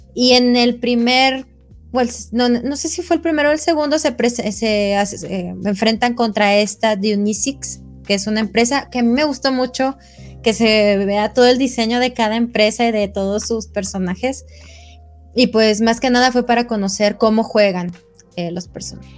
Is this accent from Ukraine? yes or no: no; Mexico; nosotros como mexicanos